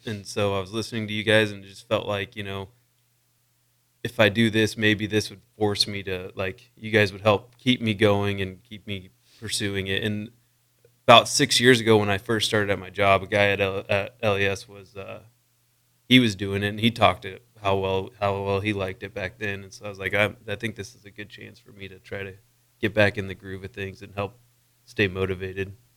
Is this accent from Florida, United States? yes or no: no; Wakefield, Nebraska, United States; I grew up in Wakefield, Nebraska, just, uh, two hours north of Lincoln, kind of by Wayne